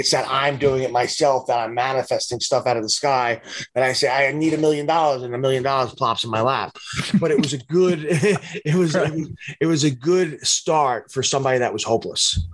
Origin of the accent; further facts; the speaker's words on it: New York City, New York, United States; I stayed home in my hometown, Staten Island